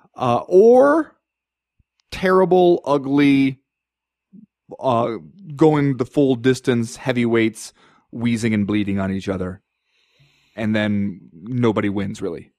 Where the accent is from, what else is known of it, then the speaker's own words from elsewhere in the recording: Southern California, United States; moved away; I grew up in Southern California where you had to drive like thirty minutes to find an ice rink